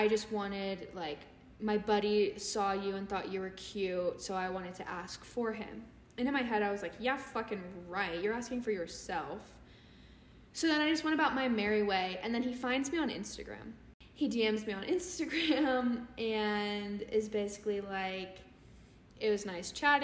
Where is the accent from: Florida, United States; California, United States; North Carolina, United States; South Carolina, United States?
California, United States; I'm from California